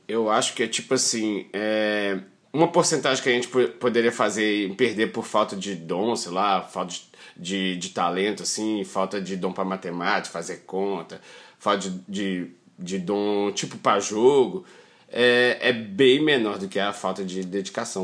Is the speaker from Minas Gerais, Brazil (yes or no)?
yes; Belo Horizonte, Minas Gerais, Brazil; also born or lived in Felixlândia; Sou de Belo Horizonte, beleza, mas eu fui criado assim, ia é sempre para Felizlândia, meu pai é de Felizlândia.